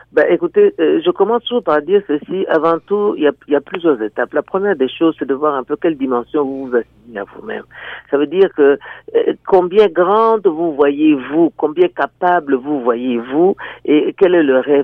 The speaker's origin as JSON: {"language": "French", "country": "DR Congo", "moved": "as an adult", "lives_now": "Niagara, Canada", "said": "je viens de la République démocratique du Congo, au cœur de l'Afrique"}